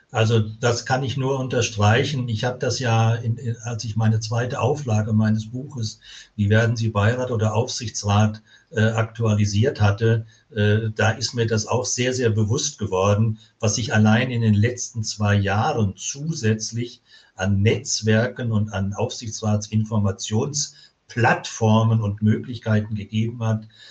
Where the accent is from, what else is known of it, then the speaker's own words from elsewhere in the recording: Swabia, Germany; aus dem Bereich, wo ich komme, im Schwäbischen